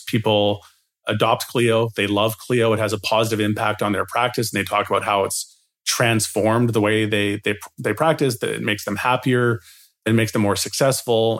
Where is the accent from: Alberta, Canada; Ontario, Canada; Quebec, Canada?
Alberta, Canada; Edmonton; I was running my own snow shoveling business in Edmonton, Alberta